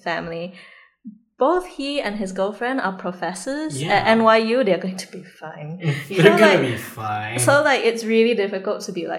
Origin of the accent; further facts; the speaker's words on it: Singapore; I am the sort of Singaporean